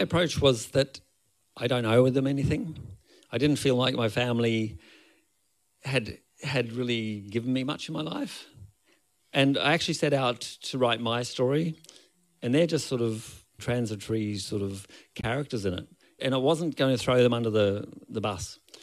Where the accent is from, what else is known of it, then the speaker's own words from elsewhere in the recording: Brisbane, Queensland, Australia; moved away; also born or lived in Ireland; I'm from Brisbane originally